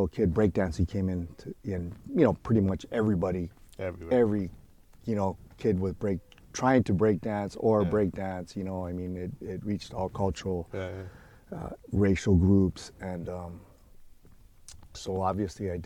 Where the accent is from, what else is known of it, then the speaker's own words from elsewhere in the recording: Los Angeles, California, United States; as a kid, I grew up in Boyle Heights